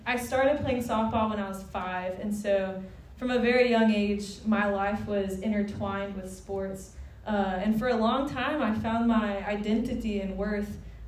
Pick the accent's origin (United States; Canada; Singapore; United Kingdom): United States; Watson, Louisiana; moved away as an adult; also born or lived in India; I grew up in Watson. I went to Live Oak High School.